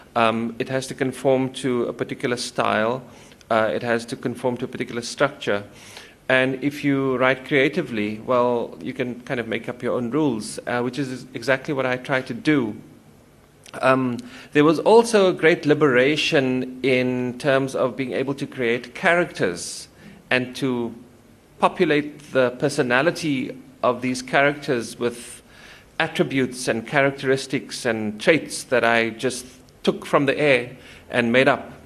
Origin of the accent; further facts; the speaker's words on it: Cape Town, Western Cape, South Africa; also born or lived in United States; now in Stellenbosch, South Africa; I was born in Cape Town um in the city actually